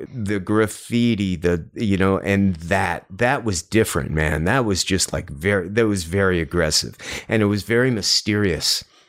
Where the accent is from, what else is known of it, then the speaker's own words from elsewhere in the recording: New York, United States; I grew up outside of Manhattan.